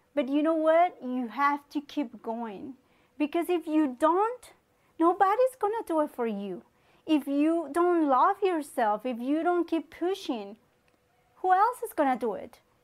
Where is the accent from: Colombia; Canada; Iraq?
Colombia; moved away; I'm from Colombia. Um, I was born, raised there